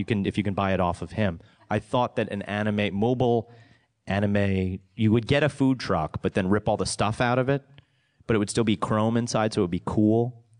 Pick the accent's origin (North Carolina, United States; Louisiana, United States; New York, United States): New York, United States; also born or lived in Los Angeles; And I'm from New York, but also down